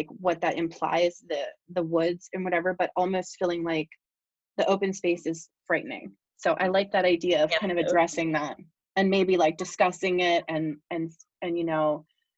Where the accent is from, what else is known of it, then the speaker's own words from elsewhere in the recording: Pennsylvania, United States; I grew up in Bucks, but I lived in Philadelphia for a while with my husband